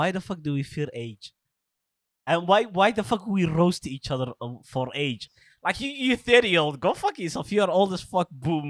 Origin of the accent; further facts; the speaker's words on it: Alabama, United States; I'm an anti-vaxxer. I'm from Alabama, man. I ain't doing that shit, bro.